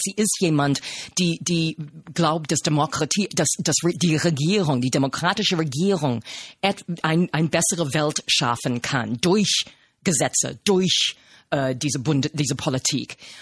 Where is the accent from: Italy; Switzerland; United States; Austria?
United States; German is a second language; moved away as an adult; now in Germany; habe mich nicht als Amerikanerin repräsentiert repräsentiert gefühlt